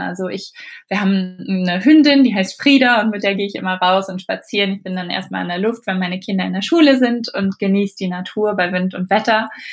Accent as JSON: {"language": "German", "country": "Germany", "also_born_or_lived": "Mexico", "moved": "as an adult", "lives_now": "England, United Kingdom", "said": "als Deutscher"}